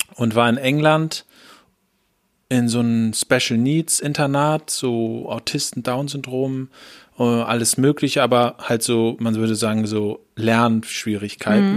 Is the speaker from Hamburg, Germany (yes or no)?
yes; Hamburg, Germany; wir so Hamburger sind